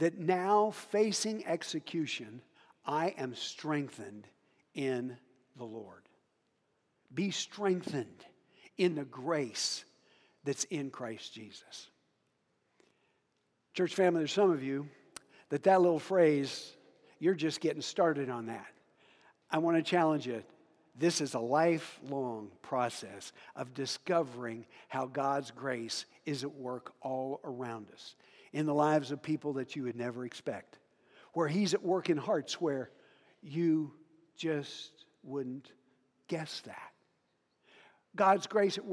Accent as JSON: {"language": "English", "town": "Hoxie", "region": "Kansas", "country": "United States", "tie": "born or raised there", "also_born_or_lived": "Africa", "moved": "yes", "said": "I had a really, really good friend in Hoxie, Kansas, where I grew up."}